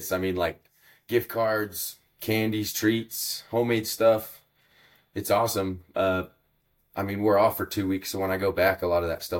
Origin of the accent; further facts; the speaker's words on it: Reno, Nevada, United States; shortly before my family had me, they moved into Reno, and that's kind of where I was born and raised. But it's kind of nice, like, moving to a bigger city, not a big city by any means, but kind of with that background of blue collar, small town.